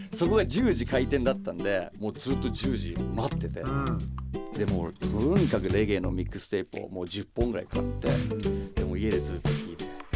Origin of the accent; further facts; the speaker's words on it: Nagoya, Aichi, Japan; 自分が生まれ育った名古屋っていうところをレペゼンして音楽やったら